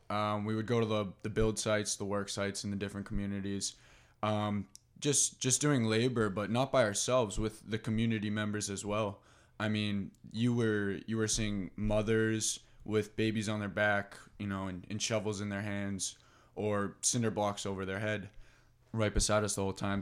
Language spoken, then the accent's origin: English; North Andover, Massachusetts, United States; I've lived in North End overall my life, went to North End over high school